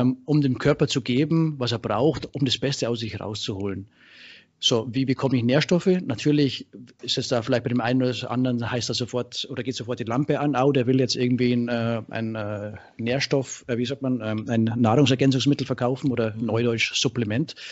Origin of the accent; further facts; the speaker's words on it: Straubing, Bavaria, Germany; moved away as an adult; now in Thessaloniki, Greece; ich bin ursprünglich aus äh, Bayern, äh, äh, Ecke Straubing, Regensburg und äh, bin 2006 ausgewandert, der Liebe wegen nach Griechenland, äh, Thessaloniki.